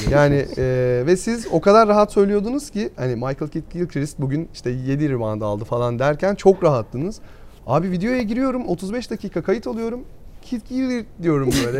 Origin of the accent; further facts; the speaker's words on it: Burdur, Turkey; Ben Burdur'da doğdum.